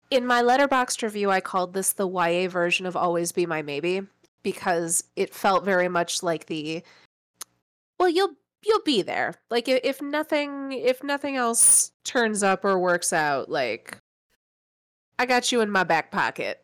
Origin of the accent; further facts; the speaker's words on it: Midwest, United States; I, I grew up in the Midwest